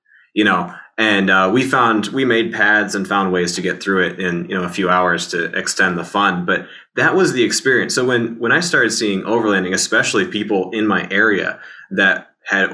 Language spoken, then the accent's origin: English; Iowa, United States; moved away; I grew up in Iowa